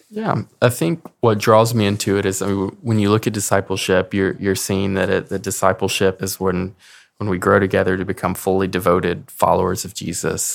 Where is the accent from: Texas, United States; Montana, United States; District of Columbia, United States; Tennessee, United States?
Tennessee, United States; Clarksville; I am from Clarksville, Tennessee